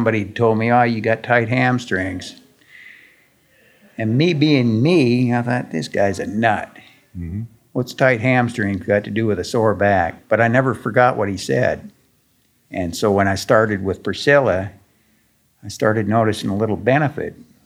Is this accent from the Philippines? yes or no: no; Canada; moved away as an adult; also born or lived in California; I am Canadian. Incarcerated in California